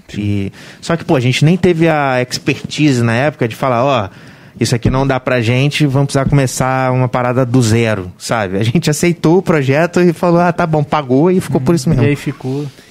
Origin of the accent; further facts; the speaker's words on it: Volta Redonda, Rio de Janeiro, Brazil; eu sou de Volta Redonda, né, cara? Nascido e criado em Volta Redonda